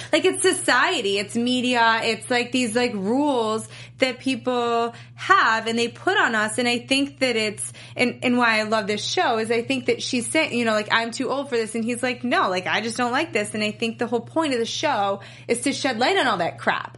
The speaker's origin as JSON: {"language": "English", "region": "New York", "country": "United States", "tie": "born or raised there", "said": "I grew up in New York, so I used to go camping a lot"}